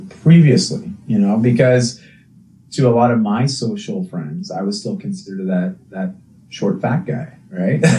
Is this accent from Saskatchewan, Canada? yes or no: no; outside of Toronto, Ontario, Canada; moved away as an adult; also born or lived in British Columbia; when I grew up outside of Toronto in Ontario